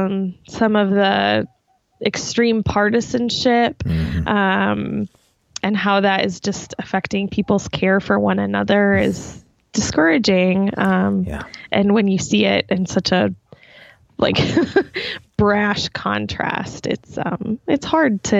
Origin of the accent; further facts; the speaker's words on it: Eastern Iowa, United States; also born or lived in Minnesota; Yeah, I'm from Iowa. Yeah, Eastern Iowa.